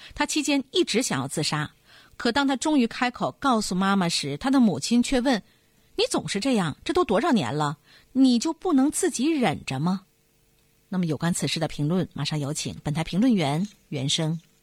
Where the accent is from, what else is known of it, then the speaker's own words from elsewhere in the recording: China; 在我们中国人的观念中